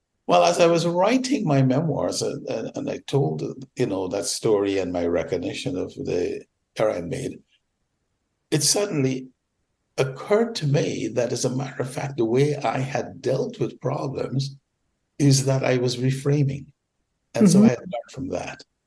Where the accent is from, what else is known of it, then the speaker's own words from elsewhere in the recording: Georgetown, Demerara-Mahaica, Guyana; moved away as an adult; now in United States; I was born in Georgetown, British Guiana, now Guyana, of course. Came to America at age 20